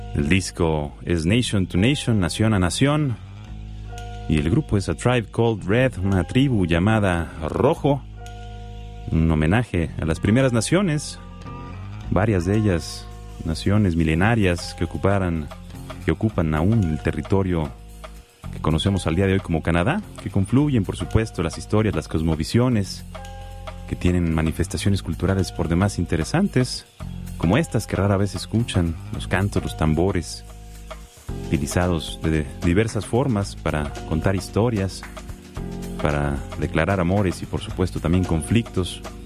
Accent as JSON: {"language": "Spanish", "country": "Mexico", "said": "siendo mexicano"}